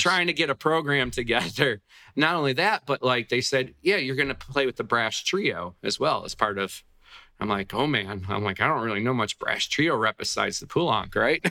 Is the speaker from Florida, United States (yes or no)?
no; Buffalo, New York, United States; in New York State, which is where I grew up in the Buffalo, New York area